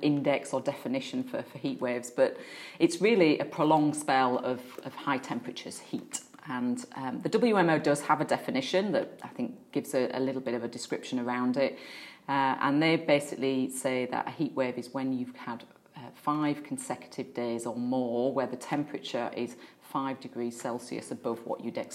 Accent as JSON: {"language": "English", "region": "Yorkshire and the Humber", "country": "United Kingdom", "tie": "born or raised there", "said": "I was growing up in Yorkshire and I was probably about seven at the time."}